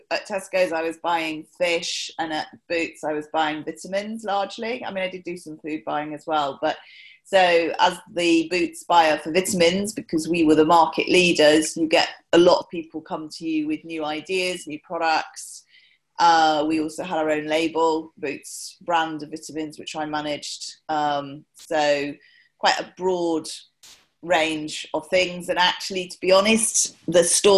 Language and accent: English; Newbury, South East England, United Kingdom; I was born in Newbury in Berkshire, and grew up.